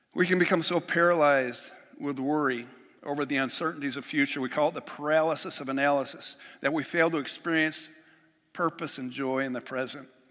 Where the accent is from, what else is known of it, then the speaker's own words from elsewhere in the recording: Western New York, United States; moved away; I'm just from Western New York